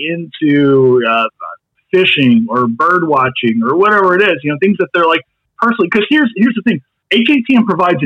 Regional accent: Kentucky, United States; I'm from Kentucky.

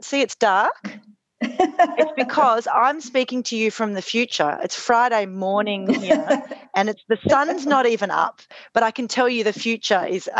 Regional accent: Australia; accent: Australian; we're both Australian, as you can hear from our funny accents

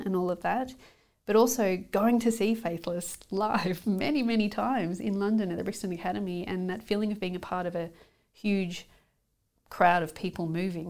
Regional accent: Australia; now in United Kingdom; I like to think of it as just being able to survive socially, so that people can go, oh, you're Australian.

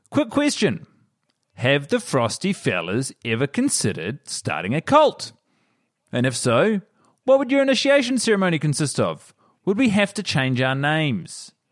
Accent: Australia; now in Vienna, Austria; I'm Australian and she's Swedish, but we're living in Vienna

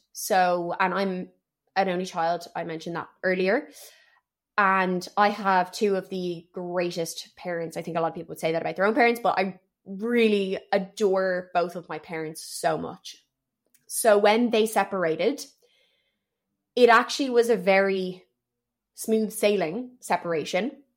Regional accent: Dublin, Leinster, Ireland; also born or lived in Paris, France; I've grown up in Dublin for most of my life

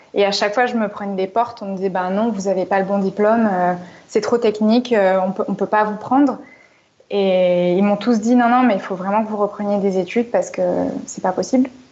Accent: Marseille, Provence-Alpes-Côte d'Azur, France; now in Paris, France; je suis de Marseille à la base

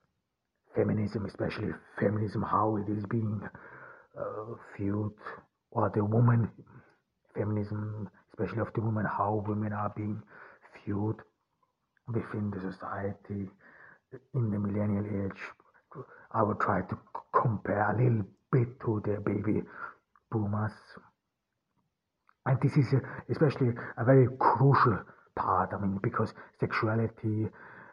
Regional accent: Ordu, Turkey; I am here in Turkey. I am from Ordu. I'm here in Ordu

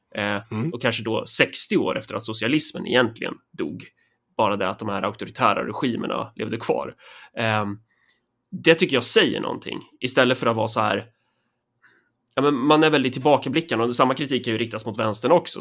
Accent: Närke, Örebro County, Sweden; vi är ju närkingar

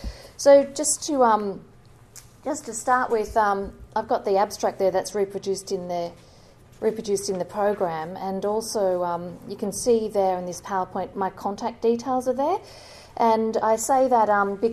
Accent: Sydney, New South Wales, Australia; I grew up in Western Sydney and now live over on the over Eastern Beaches

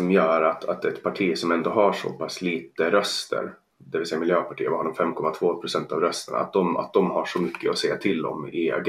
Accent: Åland Islands; now in Stockholm, Sweden; jag kommer från Åland och så, men, men jag, jag bor i Stockholm.

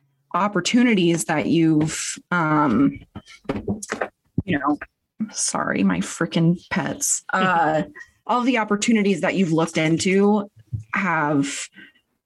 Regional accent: Spokane, Washington, United States

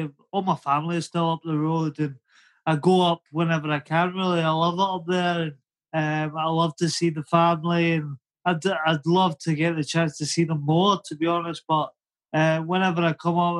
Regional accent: Glasgow, Scotland, United Kingdom; now in Lytham, United Kingdom; But obviously, down living in Lytham, Lancashire, England, people just think I'm Scottish. I'm from Glasgow.

